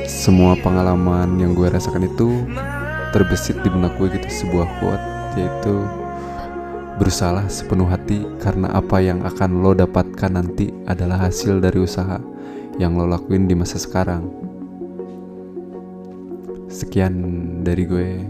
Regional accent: Tanjung Sari, West Java, Indonesia; Dan gue berasal dari Tanjung Sari Sebuah daerah kecil di Kabupaten Sumedang

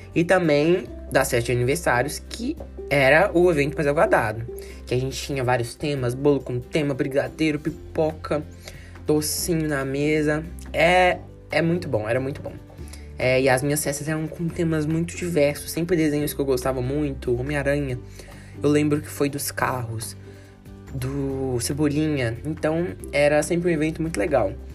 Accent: Belo Horizonte, Minas Gerais, Brazil; eu nasci em Minas Gerais

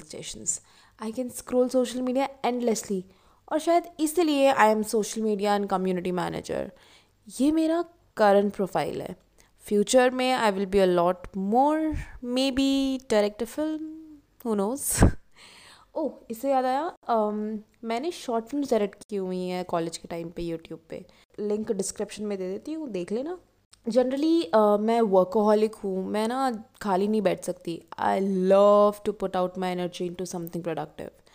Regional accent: Jaipur, Rajasthan, India; मैं जयपुर शहर से हूँ बचपन से जॉइंट फैमिली में रही हूँ

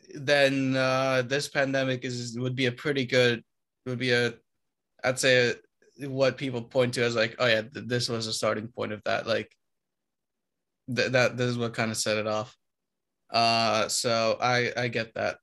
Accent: Romania; moved away; I come from Romania

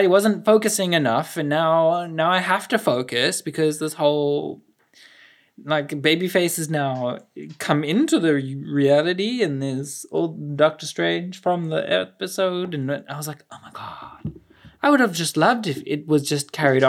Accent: South Africa; as a South African, as an African

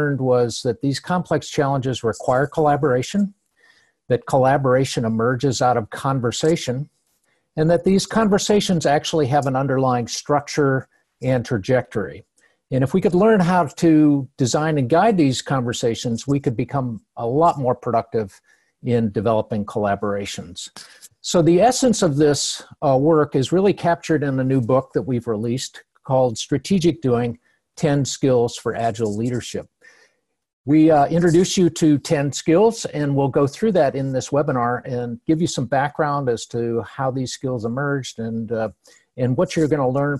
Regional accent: Cleveland, Ohio, United States; I'm from Cleveland. I grew up there and I saw the steel mills closing down

